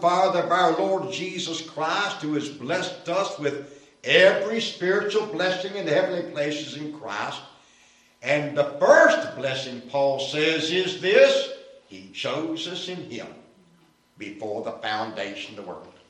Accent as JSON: {"language": "English", "town": "Winston-Salem", "region": "North Carolina", "country": "United States", "tie": "born or raised there", "said": "Winston-Salem, my hometown"}